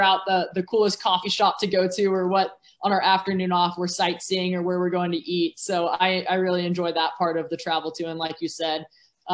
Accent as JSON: {"language": "English", "area": "Orange County", "region": "California", "country": "United States", "tie": "born or raised there", "said": "I grew up in Orange County, California"}